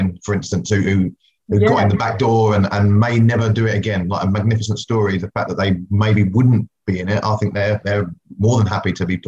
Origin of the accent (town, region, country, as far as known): England, United Kingdom; born or raised there; also born or lived in West Indies; now in New Zealand